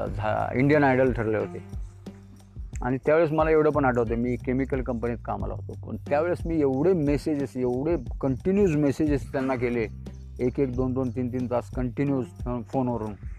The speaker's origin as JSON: {"language": "Marathi", "town": "Wai", "region": "Maharashtra", "country": "India", "tie": "born or raised there", "also_born_or_lived": "Mumbai", "said": "माझं गाव हे सातारा जिल्ह्यामध्ये आहे वाई तालुक्यात पूर्वी माझा जन्म झाला मुंबईमध्ये पण लहानपण मुंबईमध्ये गेलं शाळा मुंबईमध्ये थोडी गेली अर्धी गावी गेली"}